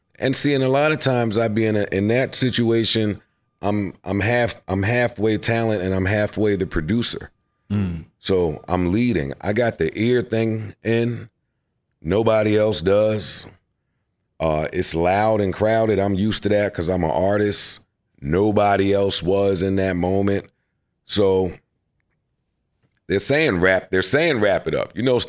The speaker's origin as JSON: {"language": "English", "town": "Queens", "region": "New York", "country": "United States", "tie": "born or raised there", "also_born_or_lived": "Harlem", "said": "Moved to Queens, St. Albans."}